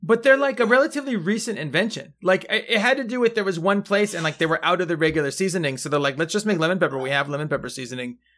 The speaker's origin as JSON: {"language": "English", "area": "Mendocino County", "region": "California", "country": "United States", "said": "I'm from Mendocino County"}